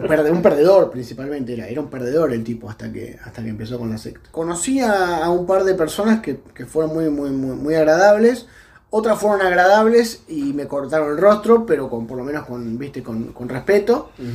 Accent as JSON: {"language": "Spanish", "region": "a town in Buenos Aires Province", "country": "Argentina", "tie": "born or raised there", "said": "en Dero, en mi pueblo"}